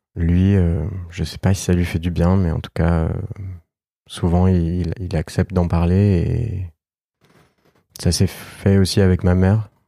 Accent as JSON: {"language": "French", "country": "France", "tie": "born or raised there", "said": "j'ai grandi en France avec ma mère"}